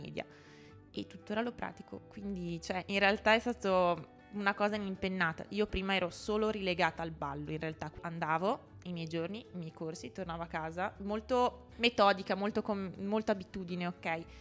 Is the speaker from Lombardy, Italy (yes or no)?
yes; a village in the province of Mantua, Lombardy, Italy; moved away as an adult; now in Trento, Italy; io vengo da un paesino che è in provincia di Mantova, quindi sono lombarda, anche se mi sento molto più veneta perché sono proprio un ibrido